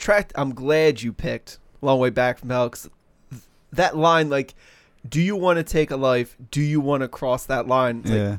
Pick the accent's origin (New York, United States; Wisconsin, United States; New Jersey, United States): New Jersey, United States; accent: South Jersey; She said that my South Jersey accent was the thickest that she's ever heard.